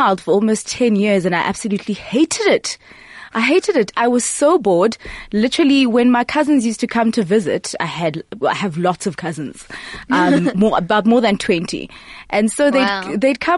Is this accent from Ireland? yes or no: no; Port Elizabeth, Eastern Cape, South Africa; moved away as an adult; also born or lived in Grahamstown; So I was born and raised in Port Elizabeth